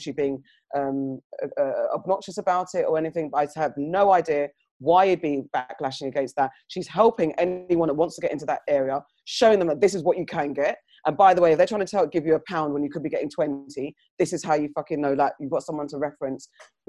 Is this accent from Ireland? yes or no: no; United Kingdom; First of all, I think the UK, we are the British whites, tend to be quite reserved about these type of things and don't like talking about these type of things. And as black citizens in this white country, we've adopted some of their ways